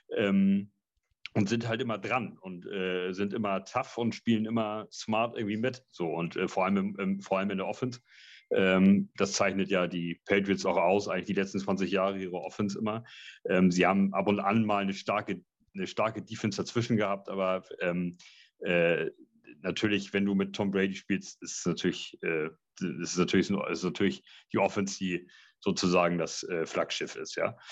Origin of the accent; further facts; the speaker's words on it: Hamburg, Germany; für uns Hamburger hier